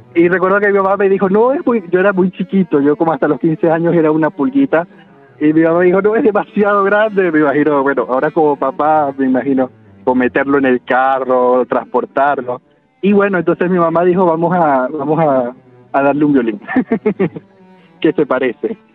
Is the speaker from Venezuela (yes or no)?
yes; Venezuela; moved away as an adult; mi formación fue en Venezuela. Yo eh, no, salí de Venezuela quizás como hasta cuando tuve 20 eh, años, quizás.